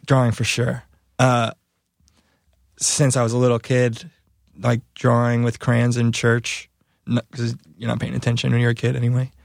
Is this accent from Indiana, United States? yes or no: yes; Valparaiso, Indiana, United States; now in Michigan, United States; I'm from Valparaiso